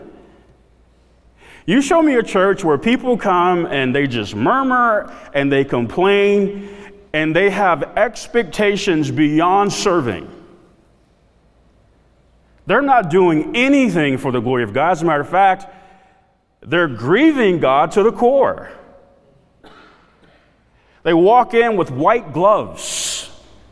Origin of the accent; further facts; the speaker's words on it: South DeKalb, Georgia, United States; I grew up in South DeKalb